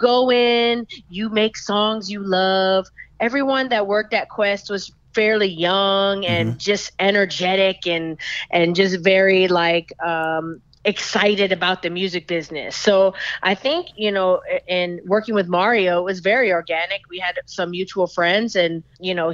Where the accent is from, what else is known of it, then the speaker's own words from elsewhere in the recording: Canada; moved away; I'm from Canada